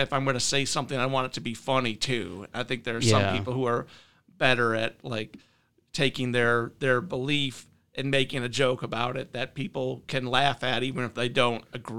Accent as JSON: {"language": "English", "town": "Mason", "region": "Michigan", "country": "United States", "tie": "born or raised there", "also_born_or_lived": "Illinois / Kalamazoo", "lives_now": "Lansing, United States", "said": "I live in Lansing now. I grew up in Mason."}